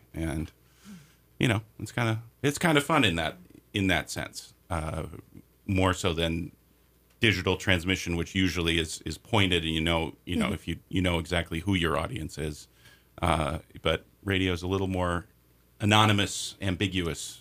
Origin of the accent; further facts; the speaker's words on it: Minnesota, United States; I grew up in Minnesota, which is a big public radio state